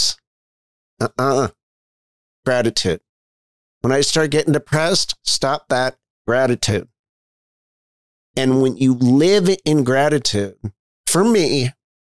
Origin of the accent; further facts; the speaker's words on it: Bethesda, Maryland, United States; I was born in Bethesda, Maryland.